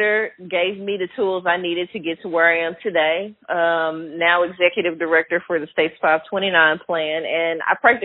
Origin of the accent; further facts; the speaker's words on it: Little Rock, Arkansas, United States; also born or lived in Desha County, Arkansas; Born and raised in Arkansas, started out in Deschutes County, McGee. My dad's family is from the area, moved to Little Rock, sixth grade